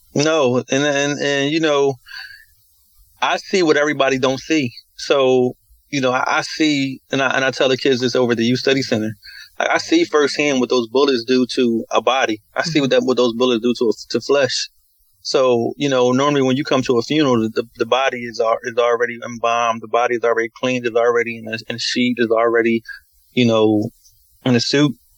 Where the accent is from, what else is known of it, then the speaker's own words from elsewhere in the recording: Philadelphia, Pennsylvania, United States; Southwest is, um, that's originally where I'm from. So, um, everything started in Southwest. I grew up on a little small little corner on 46 on Baltimore Avenue